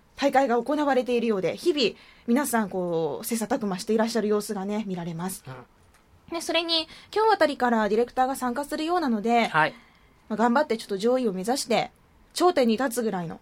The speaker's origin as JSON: {"language": "Japanese", "town": "Arao", "region": "Kumamoto", "country": "Japan", "tie": "born or raised there", "said": "うちの地元じゃないですか。荒尾出身ですから"}